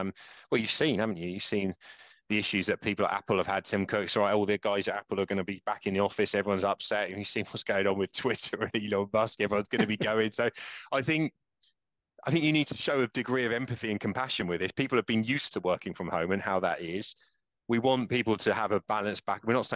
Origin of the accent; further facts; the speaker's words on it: Dorset, South West England, United Kingdom; moved away as an adult; also born or lived in London; I grew up in Dorset